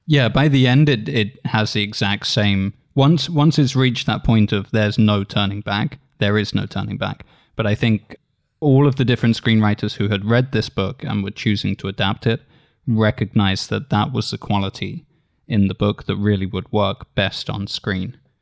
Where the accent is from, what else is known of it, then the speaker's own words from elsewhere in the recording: United Kingdom; as a British reader